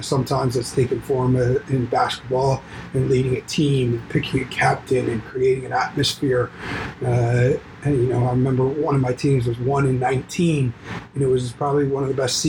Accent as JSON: {"language": "English", "town": "Baltimore", "region": "Maryland", "country": "United States", "tie": "born or raised there", "said": "I grew up in Baltimore, Maryland, mostly youngest of four boys"}